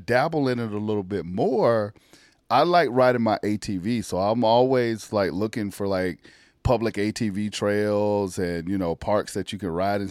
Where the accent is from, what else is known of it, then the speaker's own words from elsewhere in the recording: South Carolina, United States; I grew up in South Carolina, grew up in the country